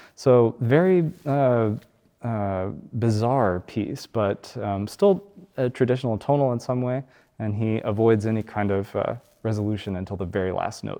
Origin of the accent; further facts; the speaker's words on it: Alabama, United States; where I grew up in Alabama